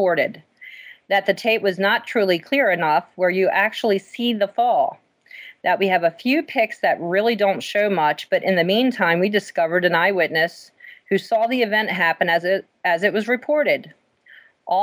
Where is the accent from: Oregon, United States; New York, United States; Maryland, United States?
Maryland, United States; moved away as an adult; now in Pennsylvania, United States; we are from Maryland. We lived in Maryland until 4 years ago